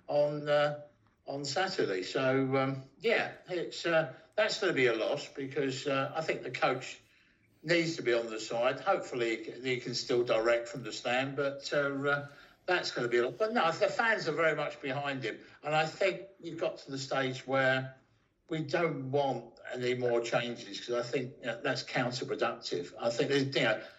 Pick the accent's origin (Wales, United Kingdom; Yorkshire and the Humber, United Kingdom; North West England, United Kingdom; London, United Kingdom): London, United Kingdom; moved away as an adult; also born or lived in Ipswich; originally from London, but I spent 25 years in Ipswich